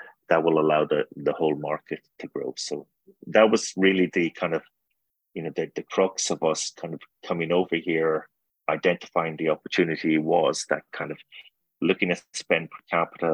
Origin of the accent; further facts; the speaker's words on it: Ireland; now in United States; I'm Irish